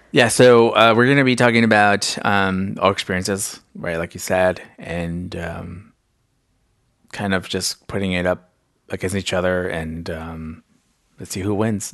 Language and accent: English; Salinas, California, United States; first language Spanish; English is a second language; I grew up in Salinas and there's predominantly Latinos